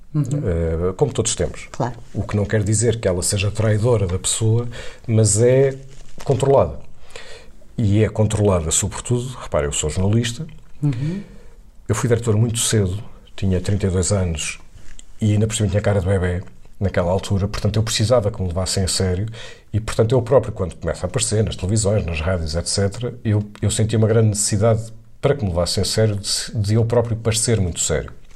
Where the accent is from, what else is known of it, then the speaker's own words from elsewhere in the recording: Viseu, Centro, Portugal; Eu vivi, eu, eu cresci em Viseu, eh, sendo urbano, portanto, na cidade de Viseu